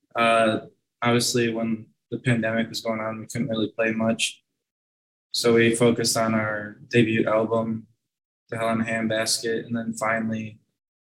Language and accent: English; Milwaukee, Wisconsin, United States; also born or lived in Elgin, Illinois; I'm from Milwaukee, but I was in school near Chicago